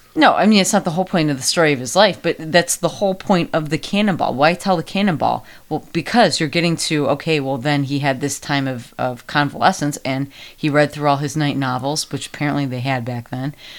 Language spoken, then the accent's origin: English; United States; I am very American